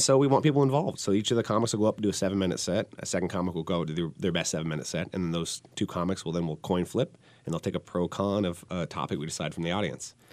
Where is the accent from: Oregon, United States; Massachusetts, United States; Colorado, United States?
Oregon, United States; Portland; me and …, we're, we're from Portland